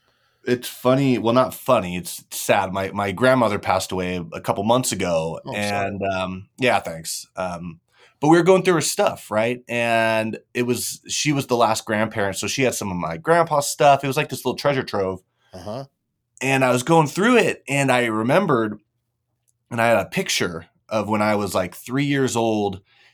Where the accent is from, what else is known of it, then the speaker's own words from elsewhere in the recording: California, United States; I'm kind of sprinkled all around California. I was born in Southern California, and then kind of came up, did schooling up in NorCal, moved back down for college.